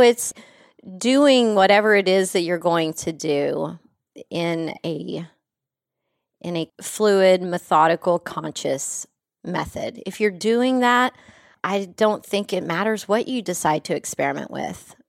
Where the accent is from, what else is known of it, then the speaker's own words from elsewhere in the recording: West Texas, United States; a country girl from West Texas